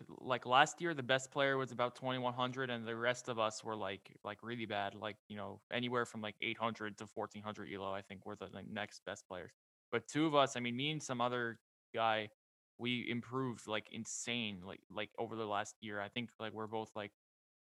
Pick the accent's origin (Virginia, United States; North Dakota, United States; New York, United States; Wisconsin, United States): New York, United States; I'm from New York